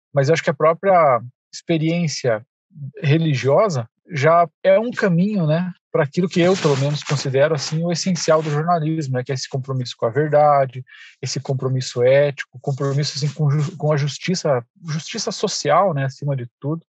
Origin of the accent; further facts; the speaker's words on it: Irati, Paraná, Brazil; minha cidade onde eu nasci, que é uma cidade próxima aqui, chama Irati